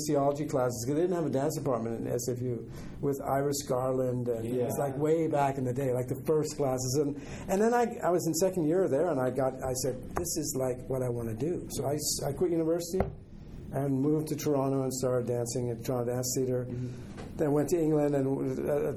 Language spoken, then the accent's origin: English; Germany; moved away; I was born in Germany. I'm German.